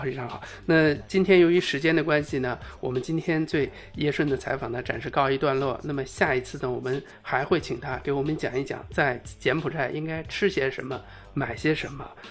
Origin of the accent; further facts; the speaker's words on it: China; 在我们中国人的心里这个名声太响哈